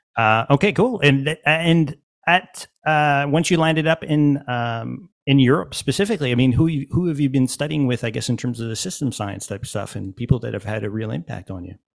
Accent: Montreal, Quebec, Canada; I'm from Montreal

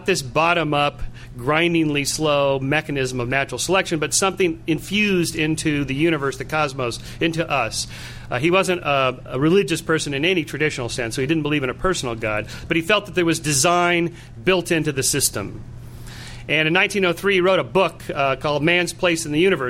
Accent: Southern California, United States; I'm from Southern California

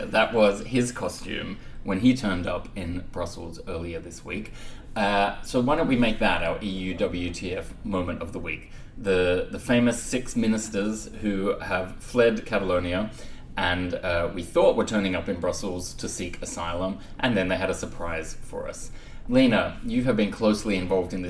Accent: Australia; moved away as an adult; now in Belgium; I grew up in Australia, but my background was Scottish and Finnish

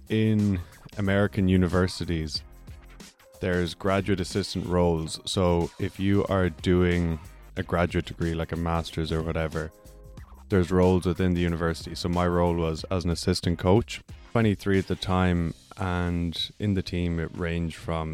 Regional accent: Ireland; growing up in Ireland

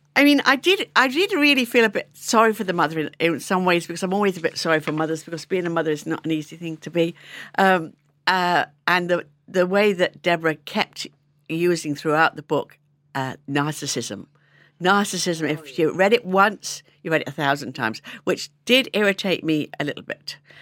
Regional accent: London, United Kingdom; moved away as an adult; now in Ireland; I was from London

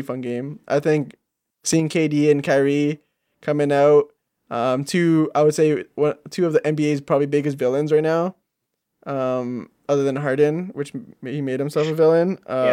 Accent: Canada; I'm Canadian

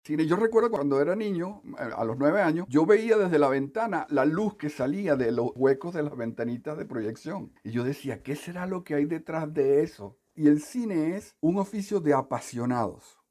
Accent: Caracas, Capital District, Venezuela; also born or lived in Coro, Venezuela / Punto Fijo, Venezuela; cuando tenía seis años, mi madre se tuvo que ir a Caracas

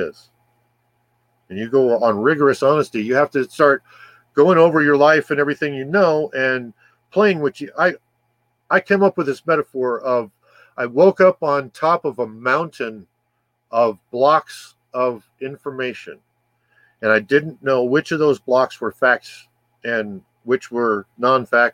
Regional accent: California, United States; moved away as an adult; now in Arizona, United States; I was born in California

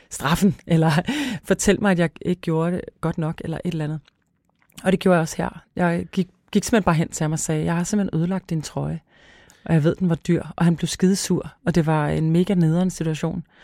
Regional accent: Græsted, Capital Region of Denmark, Denmark; Græsted, hvor jeg kommer fra.

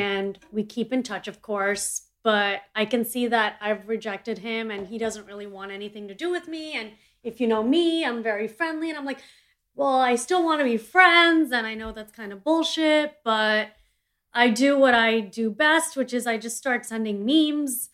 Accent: India; I'm an Indian entrepreneur

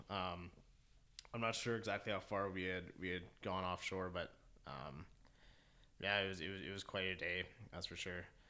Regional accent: Keswick, Ontario, Canada; moved away as an adult; now in Toronto, Canada; I grew up in Keswick Ontario which is essentially 45 minutes north of Toronto

